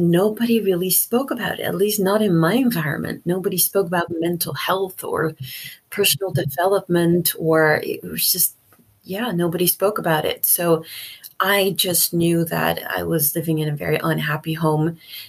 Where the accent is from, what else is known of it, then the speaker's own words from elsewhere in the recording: Netherlands; also born or lived in Suriname; So even though I was born in Suriname, in 1982, my grandpa was murdered in the country due to political reasons. And he was one of 15 people who was killed by this dictator. So we had to move countries. My mom took me and my sister to the Netherlands.